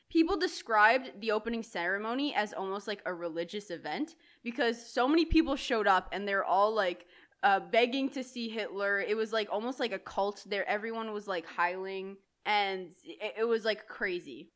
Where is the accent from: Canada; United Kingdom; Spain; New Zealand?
Canada; It's because we're Canadian and we only flourish in the cold.